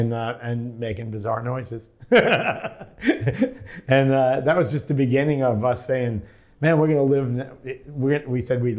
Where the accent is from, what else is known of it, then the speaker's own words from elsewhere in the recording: Shirley, New York, United States; Shirley's like a little blue-collar town. It's funny because it was far enough out that people didn't commute to New York City unless they went to a concert.